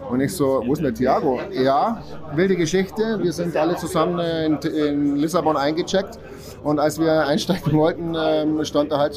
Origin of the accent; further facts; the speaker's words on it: Landsberg am Lech, Bavaria, Germany; Ja, ich tätowiere jetzt seit ja, 20 Jahren. Ich komme aus Landsberg am Lech.